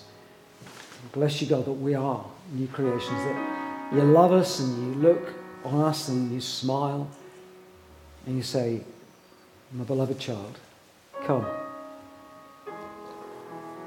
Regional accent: England, United Kingdom; we're English

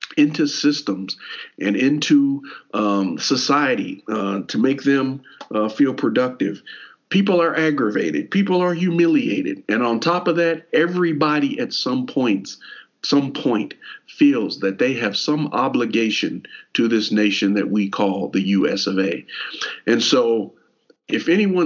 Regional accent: Elizabethtown, Kentucky, United States; we grew up in Elizabethtown, Hardin County

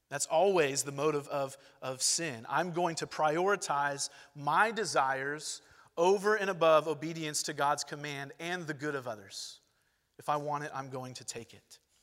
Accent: Long Beach, California, United States; moved away; also born or lived in Georgia; I'm from Long Beach, California, Los Angeles County. I spent the first chunk of my life there

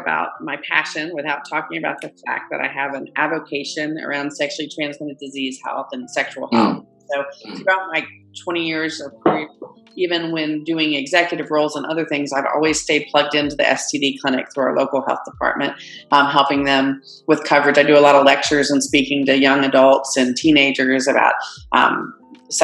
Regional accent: Greensboro, North Carolina, United States; I am a North Carolina native. I grew up in Greensboro, and sort of embarrassingly, I've spent my whole life in different parts of North Carolina

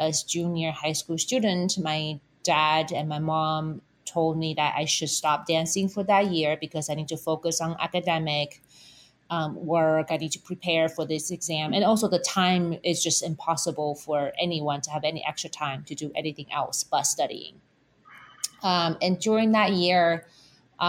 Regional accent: Taipei, Taiwan; moved away; I was born in Taipei, Taiwan, and I went to take dance lessons when I was young

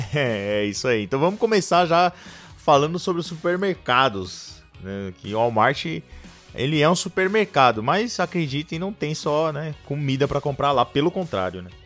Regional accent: Brazil; eu nasci, eu nasci no Brasil erradamente. Eu, eu nasci no país errado

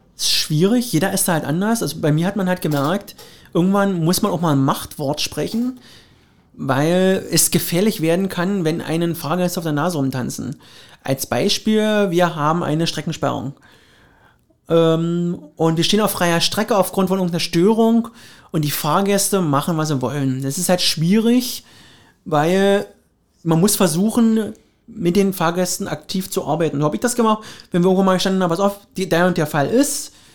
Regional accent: Finsterwalde, Brandenburg, Germany; meine Heimat, also Finsterwalde

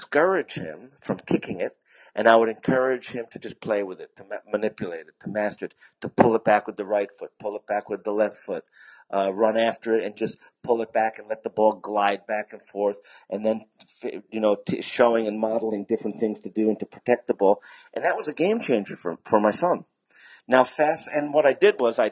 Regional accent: United States; moved away; also born or lived in Japan / China; America, because that's my home country

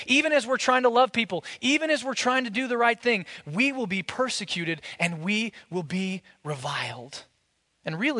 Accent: United States; as American Christians

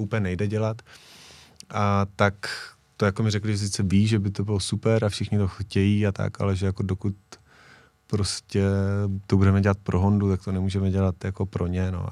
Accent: Czechia; jsem z Česka

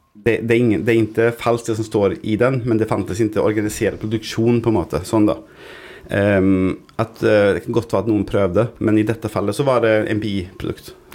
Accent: Gothenburg, Västra Götaland, Sweden; moved away; I Sverige, i Göteborg, der jeg kommer fra

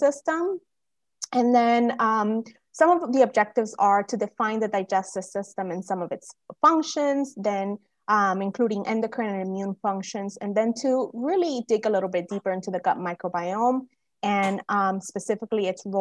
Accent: Cuba; also born or lived in United States; now in Florida, United States; I'm Cuban American. I was born in Cuba

